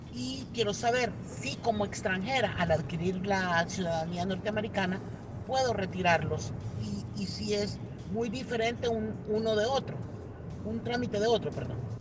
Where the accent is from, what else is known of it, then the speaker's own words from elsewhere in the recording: El Salvador; now in United States; como salvadoreño viviendo en el exterior